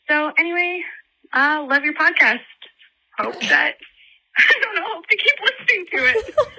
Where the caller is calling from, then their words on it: Toronto, Ontario, Canada; I'm from Toronto